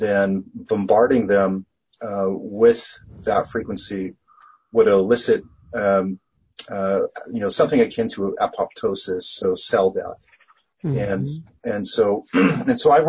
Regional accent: Canada; I'm Canadian

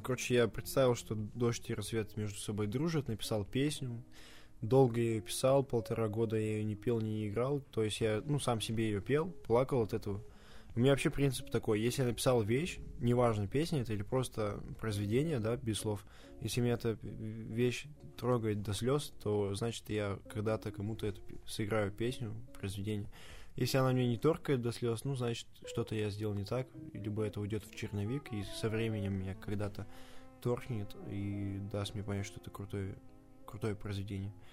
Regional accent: Russia; я очень горд, что я родился в России

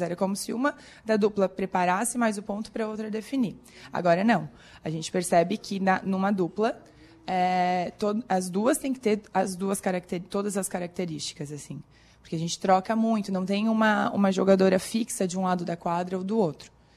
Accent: Corupá, Santa Catarina, Brazil; moved away as an adult; now in Criciúma, Brazil; Eu sou de Corupá, no norte do estado, perto de Joinville, Jaraguá do Sul, lá pra cima.

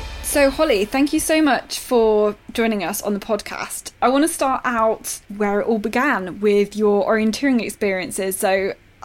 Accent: England, United Kingdom; we're from England, we have the regional squads

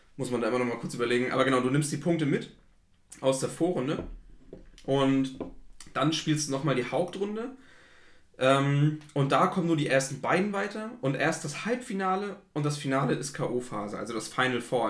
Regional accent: Flensburg, Schleswig-Holstein, Germany; also ich komme aus Flensburg

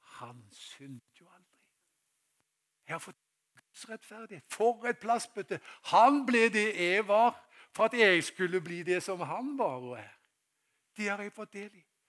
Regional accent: Haugesund, Rogaland, Norway; moved away; da jeg var guttunge, tilbake til den tida jeg var i, eh, hjemme i Haugesund.

